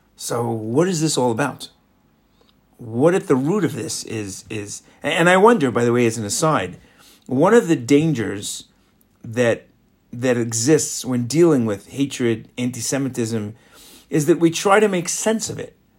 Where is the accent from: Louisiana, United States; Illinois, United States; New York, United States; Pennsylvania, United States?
New York, United States; also born or lived in Florida; now in Israel; growing up in New York